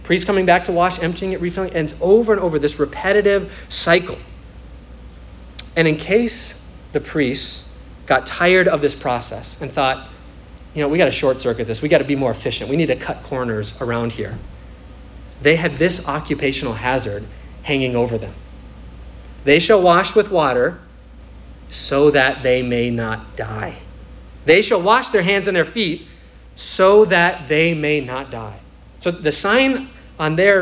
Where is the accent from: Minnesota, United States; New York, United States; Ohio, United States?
Minnesota, United States; now in Florida, United States; I'm from Minnesota, so it was a religion up there